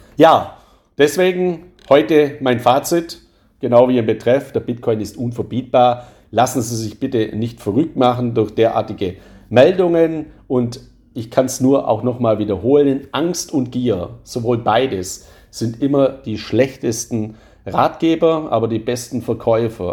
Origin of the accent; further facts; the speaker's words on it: Swabia, Baden-Württemberg, Germany; accent: Swabian; Ich bin ja ein Schwabe, hört man ja auch in meiner Stimme